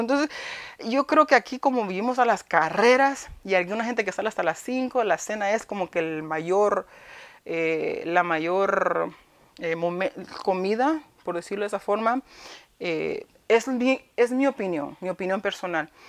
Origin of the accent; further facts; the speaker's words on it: New York, United States; also born or lived in Honduras; Pero yo crecí en Nueva York, pero viví un tiempito en Honduras